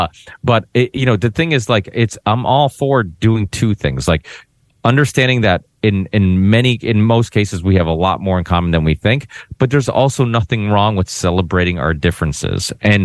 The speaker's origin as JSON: {"language": "English", "country": "Portugal", "tie": "born there", "said": "I'm proud of being Portuguese. I was born in Portugal, you know, whatnot."}